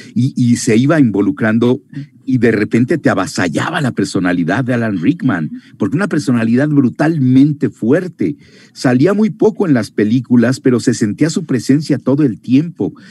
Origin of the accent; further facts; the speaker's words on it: Mexico; moved away as an adult; also born or lived in Miami; otro mexicano, que llegaba yo